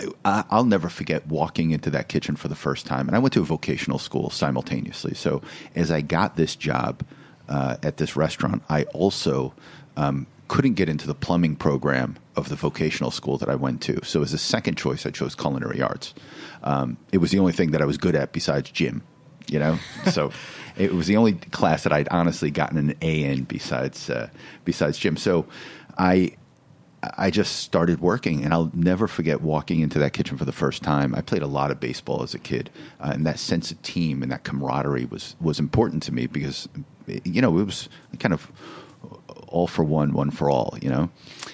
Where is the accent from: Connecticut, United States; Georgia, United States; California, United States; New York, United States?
Connecticut, United States; Waterbury; Thanks for having my childhood in Waterbury, Connecticut.